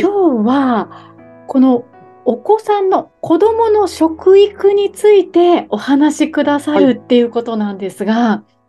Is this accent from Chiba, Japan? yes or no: no; Okinawa, Japan; 私、沖縄なんですけど